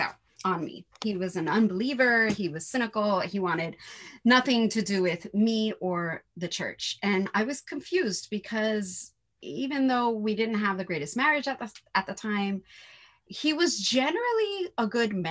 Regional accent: New York City, New York, United States; I'm from New York City

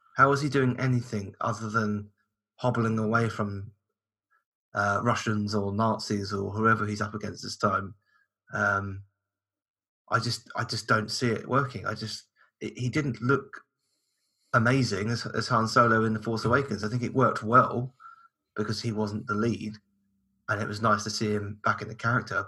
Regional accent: United Kingdom; us in the UK

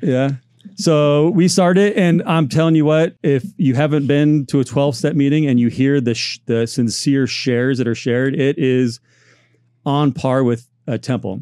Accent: Orange County, Southern California, United States; I grew up here in Southern California, Orange County

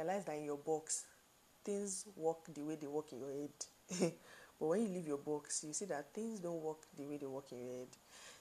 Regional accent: Nigeria; I stay in Nigeria. We're Nigerian.

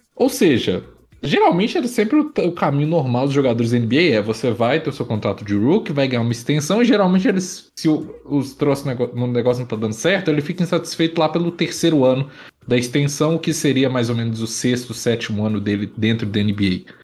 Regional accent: Brazil; pra gente que é brasileiro

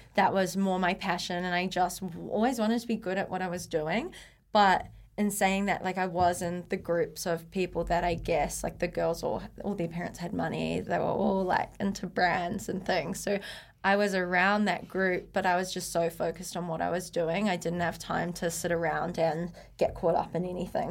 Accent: Blenheim, Marlborough, New Zealand; moved away as an adult; also born or lived in Taupo / Waikato / Auckland; I was born in Taupo, but uh, brought up in Blenheim. So small town

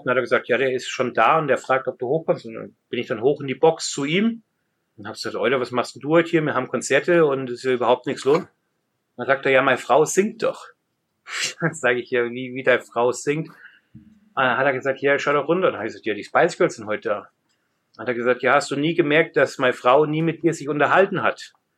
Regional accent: Germany; now in London, United Kingdom; als Deutscher

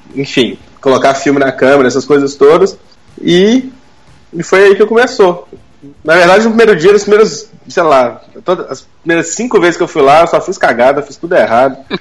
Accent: Belo Horizonte, Minas Gerais, Brazil; Eu sou de BH

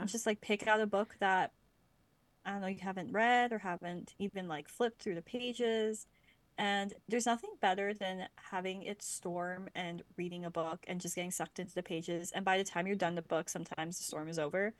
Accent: Lancaster, Pennsylvania, United States; now in Vancouver, Canada; I grew up near Lancaster

